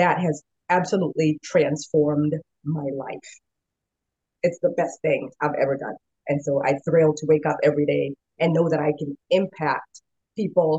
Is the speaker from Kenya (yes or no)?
yes; Kenya; moved away as an adult; also born or lived in Oregon, United States; now in United States; I am originally from Kenya. I was born in the country in Kenya and had a wonderful childhood for the most part